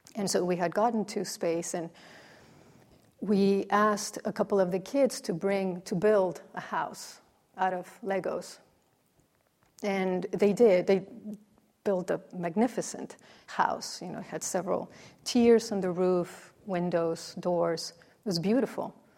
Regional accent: Mexico; moved away; growing up in Mexico, the Nativity was a, a, a very central

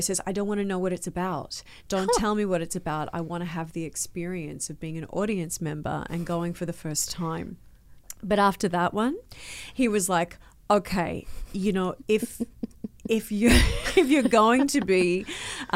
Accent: Southeast Queensland, Australia; accent: Australian; also born or lived in Toronto, Canada; now in Vancouver, Canada; I'm originally from Southeast Queensland

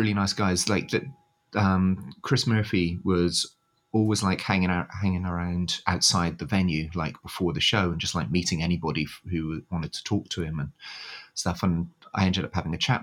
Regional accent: United Kingdom; moved away as an adult; now in Tokyo, Japan

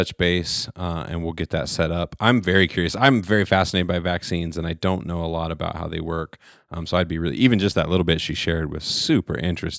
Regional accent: Nebraska, United States; I grew up in Nebraska.

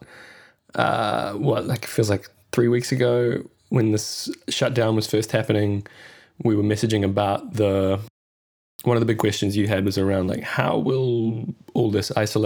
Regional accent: Christchurch, Canterbury, New Zealand; now in Australia; Christchurch, which is where I grew up.

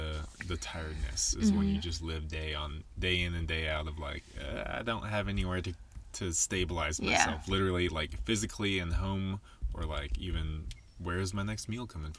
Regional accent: Nashville, Tennessee, United States; moved away as an adult; also born or lived in Colorado; now in Denver, United States; But we were both born and raised in Nashville. And I lived there for the first like 28 years of my life until we moved out to Colorado.

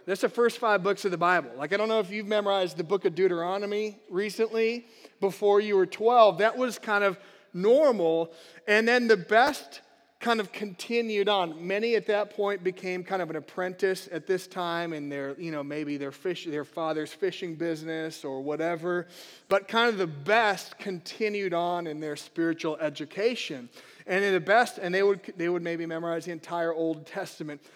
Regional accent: United States; as American Christians is there's many great things to the country we live

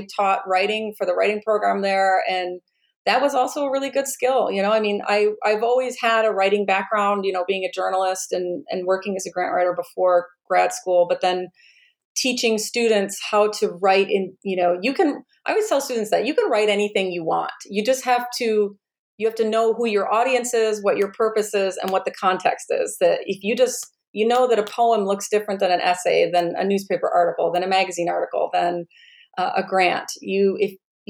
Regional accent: Oscoda, Michigan, United States; moved away; I'm originally from a small town in rural Michigan, a town called Oscoda

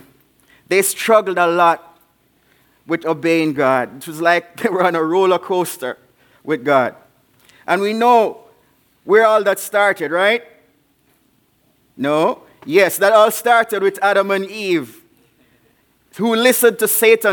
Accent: Jamaica; also born or lived in Davenport, Iowa; now in Spanish Town, Jamaica; I'm from Jamaica

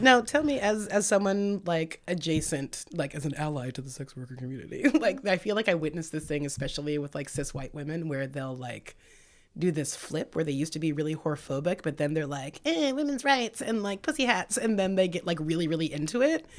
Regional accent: Santa Cruz, California, United States; moved away as an adult; also born or lived in San Francisco / Seattle; now in Portland, United States; I was born in San Francisco and raised in Santa Cruz

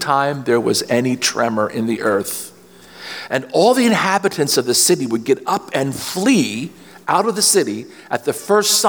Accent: Reading, Pennsylvania, United States; I grew up in Reading, Pennsylvania, which is about 60 miles northwest of Philadelphia

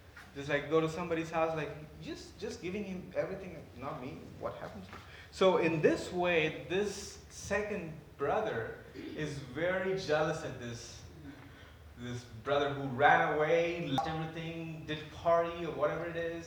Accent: India; moved away as an adult; I was born and raised in India

